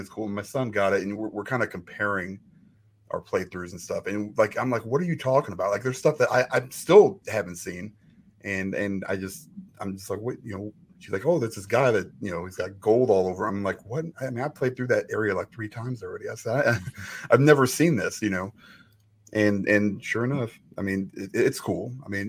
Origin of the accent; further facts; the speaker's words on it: Chicago, Illinois, United States; I'm also from Chicago.